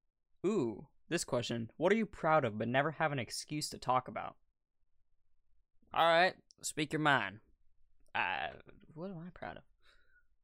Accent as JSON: {"language": "English", "country": "United States", "said": "I'm American"}